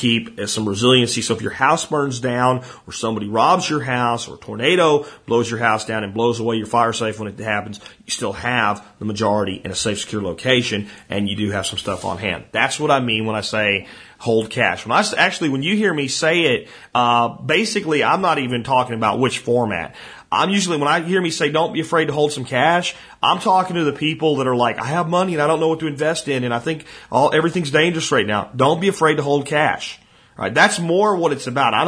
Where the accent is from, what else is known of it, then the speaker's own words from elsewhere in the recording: Hot Springs, Arkansas, United States; I'm from Hot Springs, Arkansas, and my office is in Hot Springs Village